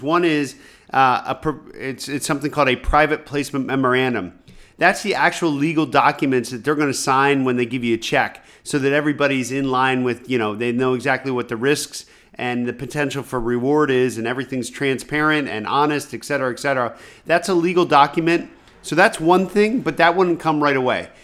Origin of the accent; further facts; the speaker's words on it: rural Pennsylvania, United States; growing up in rural Pennsylvania, I didn't know anybody who had money